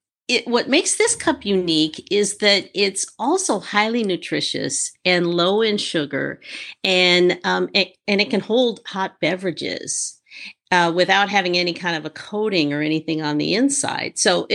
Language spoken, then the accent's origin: English; Midwest, United States; moved away as an adult; also born or lived in Los Angeles; Well, I grew up in the Midwest and moved to LA, probably about 30 years ago